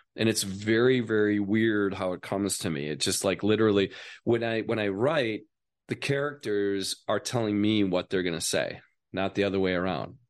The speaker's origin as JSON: {"language": "English", "region": "Wisconsin", "country": "United States", "also_born_or_lived": "Las Vegas", "moved": "yes", "said": "I'm from Wisconsin."}